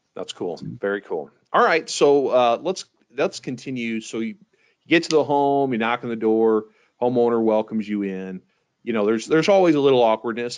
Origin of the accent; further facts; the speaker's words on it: St. Louis, Missouri, United States; my hometown, St. Louis, Missouri